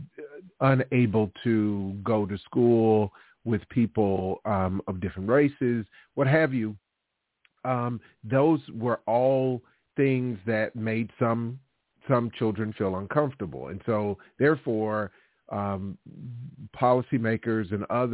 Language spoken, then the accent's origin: English; Alabama, United States; I'm from Alabama and born and raised in a place that was, had its history with segregation and racism.